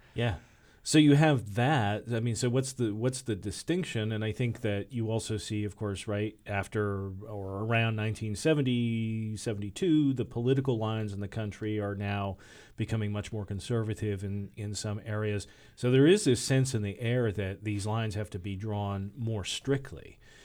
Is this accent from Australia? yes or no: no; Michigan, United States; I grew up in Michigan